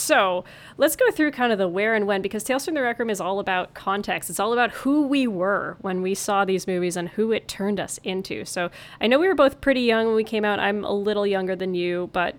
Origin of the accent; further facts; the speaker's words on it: Kapuskasing, Ontario, Canada; my hometown, by the way, I'm realizing I'm talking so much about this, Kapuskasing, Ontario.